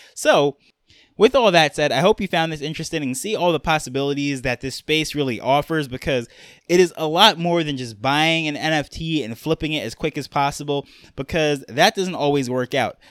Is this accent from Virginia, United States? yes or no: no; New York, United States; I'm from New York, or really, I grew up in New York, I should say.